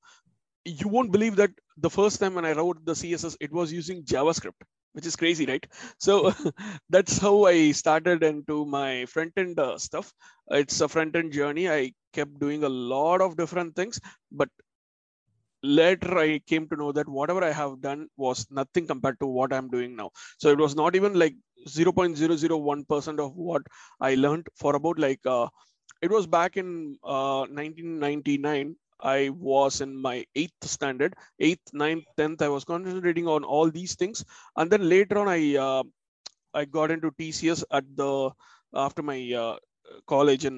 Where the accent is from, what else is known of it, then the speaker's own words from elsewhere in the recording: Chennai, Tamil Nadu, India; moved away as an adult; now in London, United Kingdom; I'm originally from Chennai, India